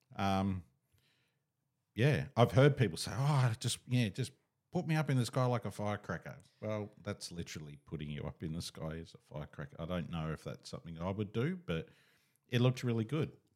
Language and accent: English; Katoomba, New South Wales, Australia; I was born in Katoomba